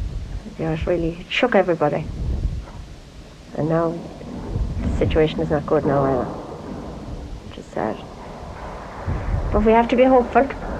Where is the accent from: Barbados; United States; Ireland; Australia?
Ireland; Tourmakeady, Connacht; moved away; originally from a place called Turmacady. Derrin Daff Derrick, to be precise.